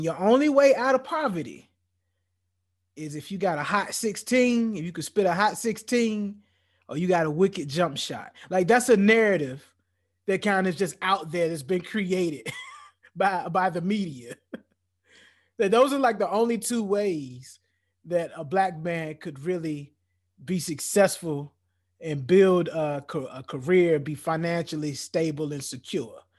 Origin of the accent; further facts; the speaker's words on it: United States; as a black man growing up in, growing up in America